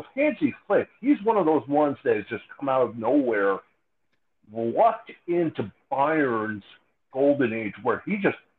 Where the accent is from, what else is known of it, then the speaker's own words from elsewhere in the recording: Columbus, Ohio, United States; I'm from Columbus, Ohio.